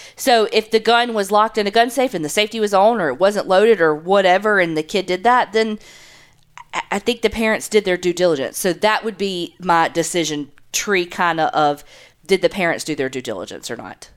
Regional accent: the South, United States; we grew up in the South.

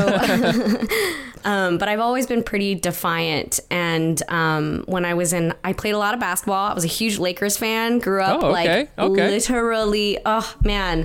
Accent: Torrance, California, United States; also born or lived in Palos Verdes; I grew up around Torrance, California

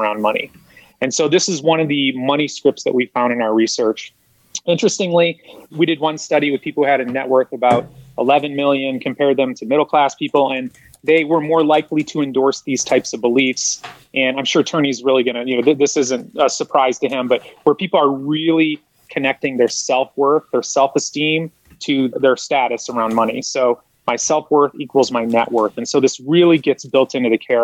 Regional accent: Midwest, United States; I grew up in the Midwest

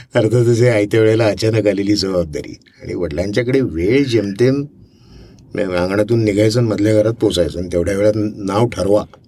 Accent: Thane, Maharashtra, India; also born or lived in Amravati; now in Pune, India; मी तसं वाढलो नानाचा मोठा झालो शिकलो वगैरे ठाण्याला आता जरी मी पुणेकर असलो तरी पण माझा जन्म आहे अमरावतीचा

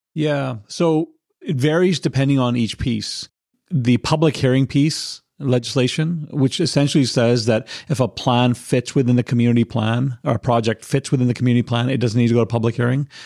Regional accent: Victoria, British Columbia, Canada; moved away as an adult; now in North Delta, Canada; I grew up in Victoria and I moved over here in about 2004.

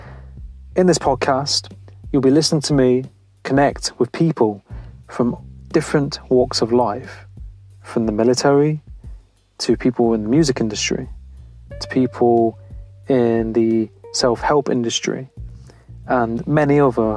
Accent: Nottingham, East Midlands, United Kingdom; Well, I'm from where he's from. I'm from Nottingham.

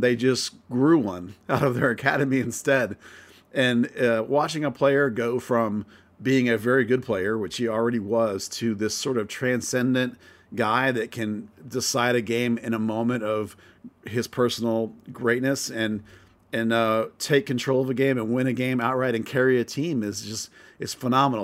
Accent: United States; as an American

